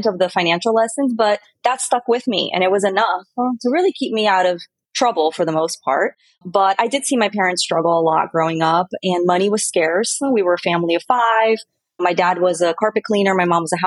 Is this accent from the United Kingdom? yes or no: no; Miami, Florida, United States; moved away as an adult; also born or lived in Brazil / New York / San Diego; I was born in Brazil, and I moved to the States when I was 8 years old. So I grew up in Miami